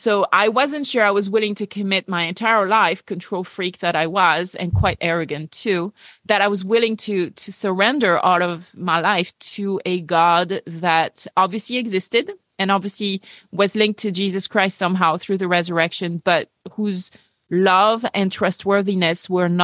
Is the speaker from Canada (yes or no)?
no; France; English is a second language; moved away; also born or lived in United Kingdom / United States; I grew up atheist in France